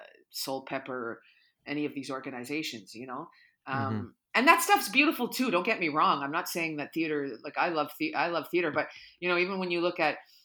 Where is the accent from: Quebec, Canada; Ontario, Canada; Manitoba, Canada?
Ontario, Canada; Sudbury; and I'm originally from Sudbury.